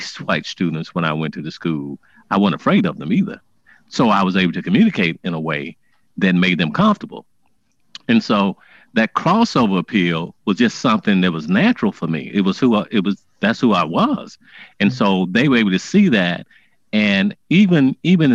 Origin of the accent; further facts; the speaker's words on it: Mississippi, United States; moved away as an adult; also born or lived in Chicago, Illinois / Houston, Texas / Topeka, Kansas; I grew up in Mississippi with my grandmother